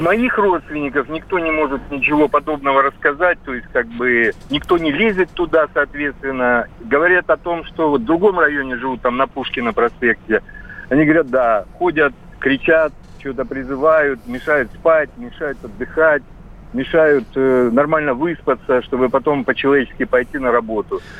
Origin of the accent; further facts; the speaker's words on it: Belarus; now in Krasnodar, Russia; я сам из Белоруссии, э, давно, правда, приехал в Краснодар